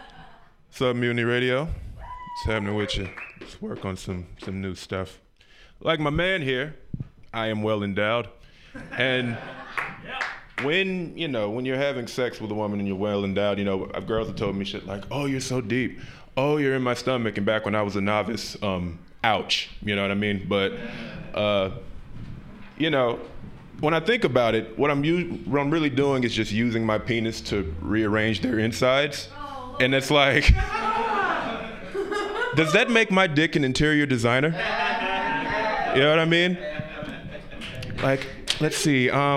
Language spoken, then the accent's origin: English; Utah, United States; I'm from Utah.